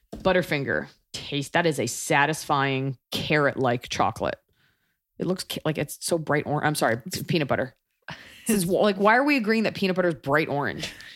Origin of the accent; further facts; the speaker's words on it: Texas, United States; growing up in Texas